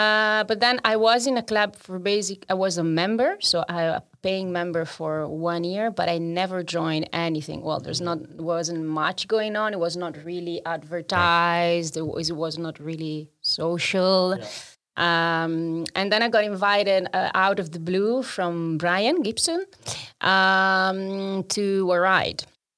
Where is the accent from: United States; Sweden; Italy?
Italy; Trento, Trentino-Alto Adige; now in Amsterdam, Netherlands